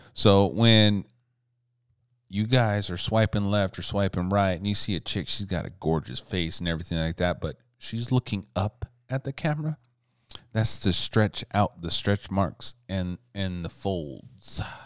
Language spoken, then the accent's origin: English; Montana, United States; I'm from Montana